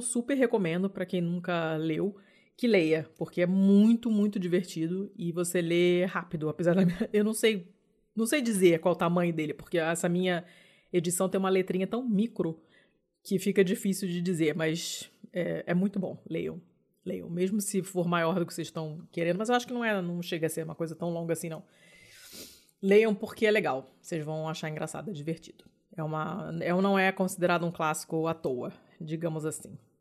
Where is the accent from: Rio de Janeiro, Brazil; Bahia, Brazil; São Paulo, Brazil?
Rio de Janeiro, Brazil; sou do Rio